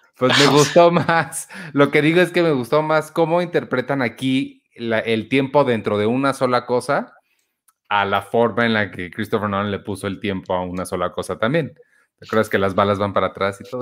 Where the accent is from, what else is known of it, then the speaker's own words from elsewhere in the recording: Mexico; nosotros somos mexicanos, mexicanos? O sea, 100% mexicanos que vivimos aquí, crecimos aquí.